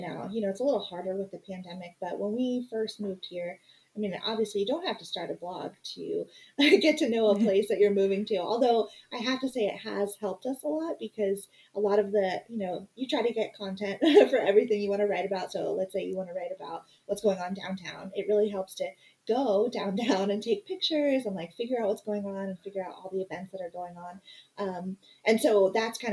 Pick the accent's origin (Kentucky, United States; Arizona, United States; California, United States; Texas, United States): Arizona, United States; Phoenix; moved away as an adult; We both were born and raised in Phoenix